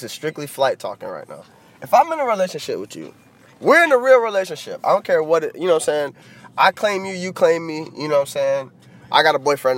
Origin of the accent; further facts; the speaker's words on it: Florida, United States; I'm born and raised in Florida